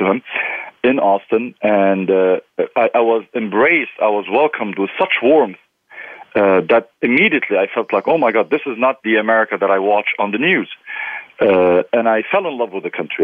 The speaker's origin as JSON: {"language": "English", "country": "Lebanon", "also_born_or_lived": "Texas", "moved": "as an adult", "lives_now": "California, United States", "said": "I'm an immigrant. I came from Lebanon"}